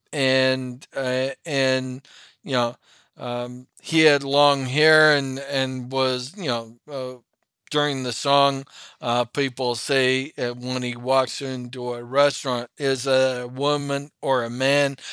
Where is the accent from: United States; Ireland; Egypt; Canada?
Canada; Toronto, Ontario; also born or lived in Parry Sound, Ontario; grew up in Toronto, but every weekend we had a cottage hundred and sixty miles north on Georgian Bay